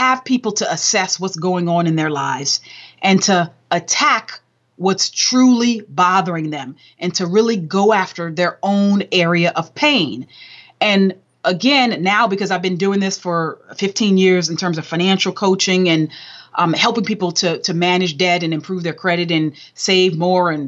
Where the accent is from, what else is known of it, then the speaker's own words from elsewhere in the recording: Southern California, United States; I was raised in Southern Cal